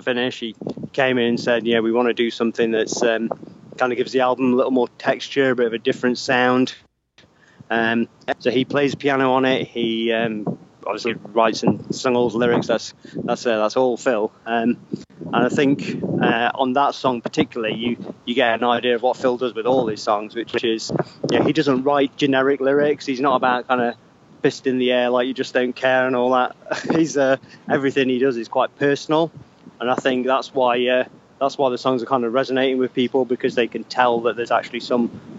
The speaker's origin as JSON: {"language": "English", "town": "Derby", "region": "East Midlands", "country": "United Kingdom", "said": "we're from like the middle of England, based mainly around Derby"}